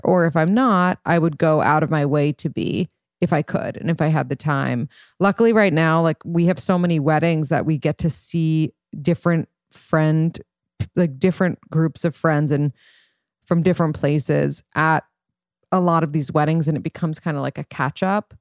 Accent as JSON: {"language": "English", "town": "New York City", "region": "New York", "country": "United States", "said": "I'm from New York City and I moved back to New York City."}